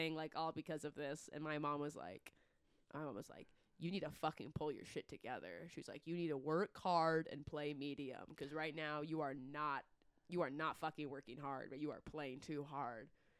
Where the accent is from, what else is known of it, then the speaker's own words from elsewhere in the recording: California, United States; I grew up in California.